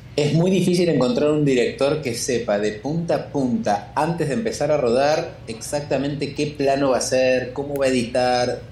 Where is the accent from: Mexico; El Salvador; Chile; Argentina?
Argentina; siendo argentino